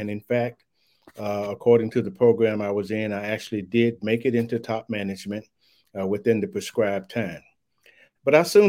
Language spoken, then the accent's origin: English; Louisville, Kentucky, United States; You know, I was raised in Louisville, Kentucky, went to high school there.